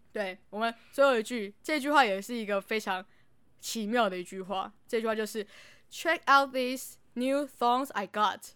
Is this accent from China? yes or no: no; Taiwan; 我们台湾人